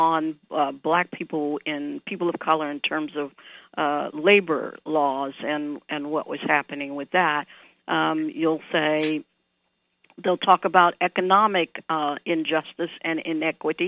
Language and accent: English; New Orleans, Louisiana, United States; moved away; I grew up in New Orleans